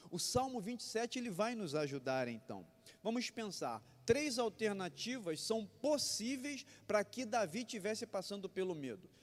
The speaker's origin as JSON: {"language": "Portuguese", "country": "Brazil", "tie": "born or raised there", "also_born_or_lived": "Barbacena", "said": "Quando eu era criança, não em Barbacena, mas lá em Éden"}